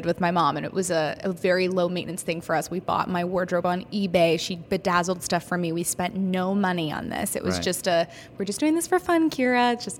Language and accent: English; California, United States; moved away as an adult; also born or lived in New York; I went to college in New York. I'm originally from California.